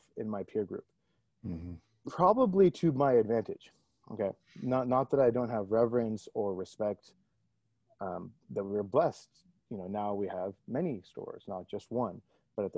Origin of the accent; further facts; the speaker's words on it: Toronto, Ontario, Canada; moved away as an adult; also born or lived in New Delhi, India / Ottawa, Canada; now in Bay Area, United States; I was born in India, then moved to Canada, effectively grew up in Toronto, Canada.